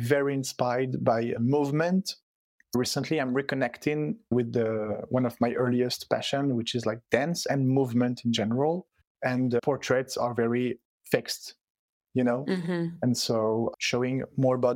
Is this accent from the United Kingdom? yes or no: no; Switzerland; first language French and Italian; English is a second language; also born or lived in Stockholm, Sweden; I was born and raised in Switzerland. My parents are both Italian immigrants, but I was born and raised in Switzerland. So yeah, my first language is French and Italian